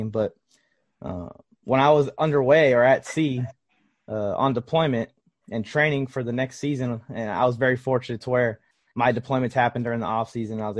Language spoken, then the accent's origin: English; Los Angeles, California, United States; I grew up in Los Angeles